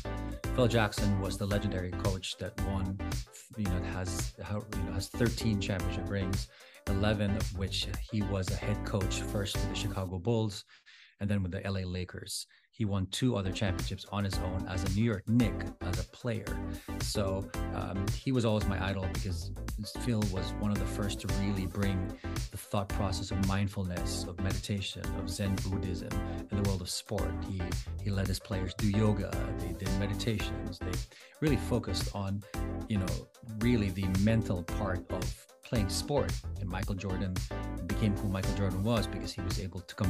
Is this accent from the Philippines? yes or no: yes; Philippines; moved away; I'm the only Filipino that was raised and educated in the Philippines. I grew up in the Philippines